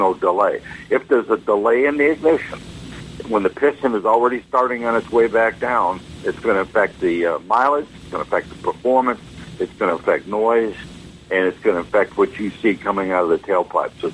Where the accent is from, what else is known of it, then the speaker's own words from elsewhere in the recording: Wisconsin, United States; moved away; I'm from Wisconsin originally, and up there it gets quite cold